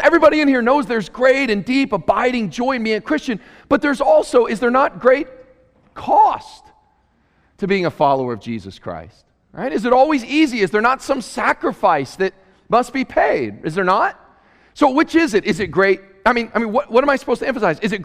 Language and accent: English; Murray, Kentucky, United States; also born or lived in Queens, New York City; now in Cullman, United States; I grew up in Murray, Kentucky in a small town